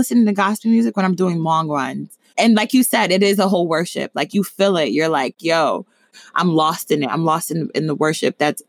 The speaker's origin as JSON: {"language": "English", "country": "Nigeria", "said": "And then other times I'm Nigerian. So Afrobeats is always something that gets me up and going."}